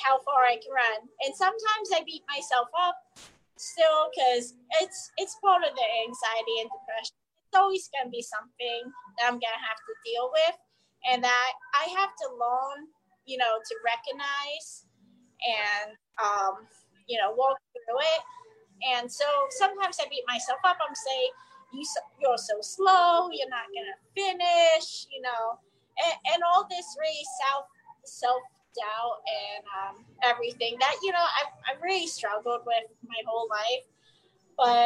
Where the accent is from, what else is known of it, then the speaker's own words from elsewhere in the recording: New Jersey, United States; moved away as an adult; moving back down to the area that I grew up in New Jersey